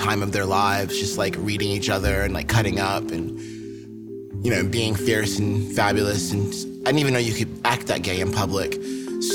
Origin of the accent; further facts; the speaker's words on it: New Jersey, United States; I'm from New Jersey. So, you know, I'll never forget it, because I grew up kind of close to New York.